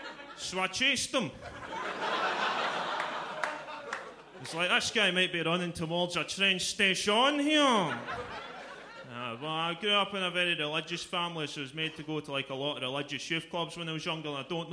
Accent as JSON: {"language": "English", "town": "Glasgow", "region": "Scotland", "country": "United Kingdom", "accent": "Glaswegian", "said": "But the problem with that is when you have a Glaswegian accent and you start enunciating"}